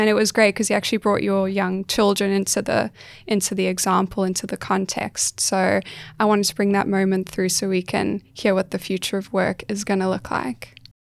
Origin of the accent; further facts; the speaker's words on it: South Africa; now in Australia; I'm South African.